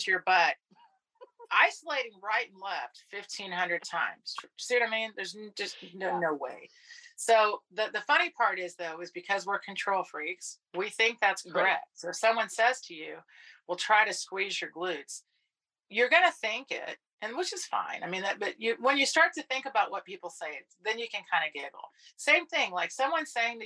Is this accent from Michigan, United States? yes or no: no; Texas, United States; accent: Texan; my Texan accent